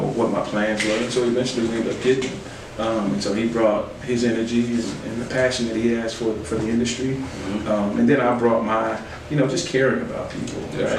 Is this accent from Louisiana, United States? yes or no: no; Little Rock, Arkansas, United States; also born or lived in Pasadena, California; We moved from Cali when I was six, maybe seven, back to, to Arkansas. Well, to Little Rock.